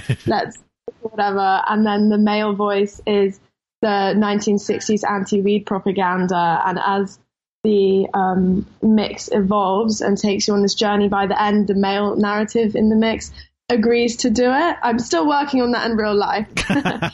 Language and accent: English; London, United Kingdom; I'm from Camden in London.